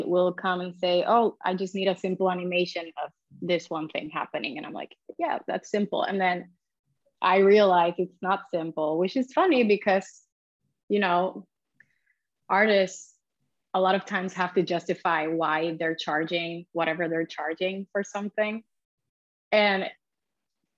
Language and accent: English; Puerto Rico; now in Barcelona, Spain; which I've done a couple in my hometown in Puerto Rico